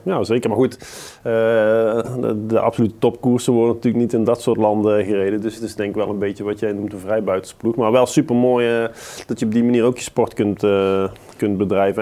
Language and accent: Dutch; Netherlands; we als Nederlanders